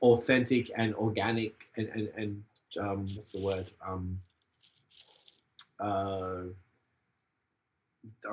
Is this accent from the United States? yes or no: no; Australia; now in Montreal, Canada; we're from Australia